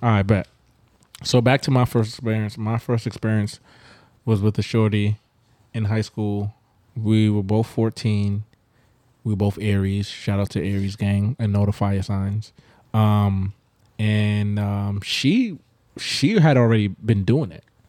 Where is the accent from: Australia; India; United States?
United States; Brooklyn, New York; also born or lived in Grenada; I'm a Brooklyn native through and through